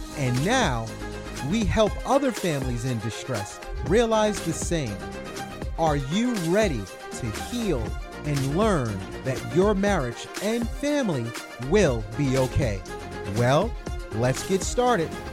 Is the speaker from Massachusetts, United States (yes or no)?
no; New York City, New York, United States; moved away as an adult; also born or lived in Yonkers, New York; now in Atlanta, United States; I'm originally from New York City, from, um, Brooklyn, New York